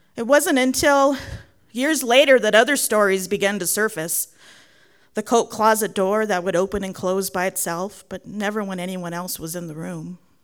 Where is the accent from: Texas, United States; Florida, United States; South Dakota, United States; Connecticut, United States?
Texas, United States; San Antonio; now in Dolores, United States; I grew up in San Antonio, Texas, but spent nearly every summer at my grandparents' house in Commerce City, Colorado